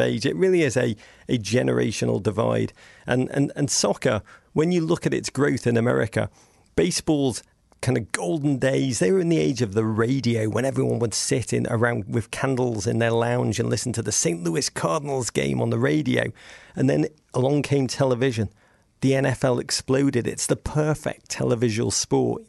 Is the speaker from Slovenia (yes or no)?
no; England, United Kingdom; accent: English; moved away